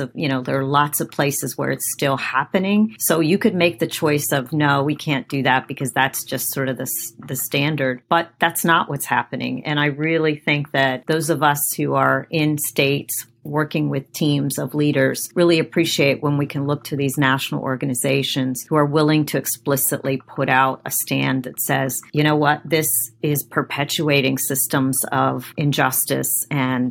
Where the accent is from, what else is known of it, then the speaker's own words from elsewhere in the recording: Afghanistan; moved away; I was born in Afghanistan, so I have a cultural background that's different from maybe some other people in our community